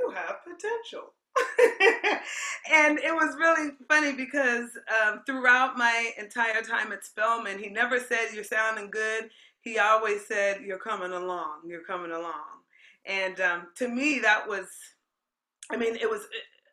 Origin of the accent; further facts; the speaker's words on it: Aurora, Colorado, United States; moved away; growing up in Aurora, Colorado